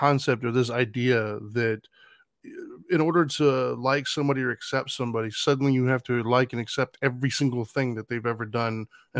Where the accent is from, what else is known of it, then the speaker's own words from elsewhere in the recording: Los Angeles, California, United States; born there; I was born in East LA.